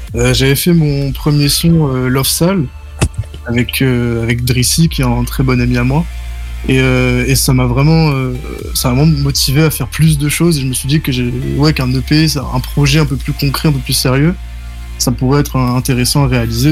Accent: Nice, Provence-Alpes-Côte d'Azur, France; je viens de Nice

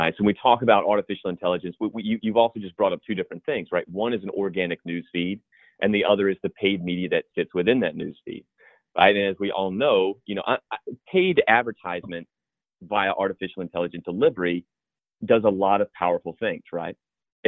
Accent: the South, United States; now in Charleston, United States; If my accent comes through, I'm from the South. I live in Charleston.

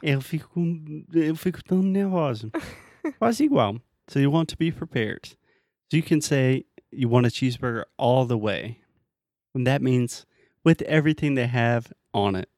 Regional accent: United States; I'm American.

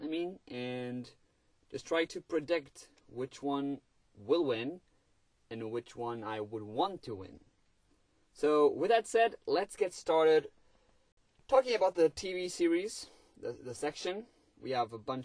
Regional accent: Portugal; English is a second language; I'm Portuguese, English is not my first language

